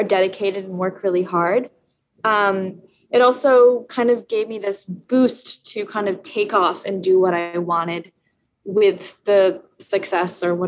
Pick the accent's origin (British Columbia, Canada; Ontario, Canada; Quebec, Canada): British Columbia, Canada; Vancouver Island, BC; moved away as an adult; now in New York City, United States; I was growing up on Vancouver Island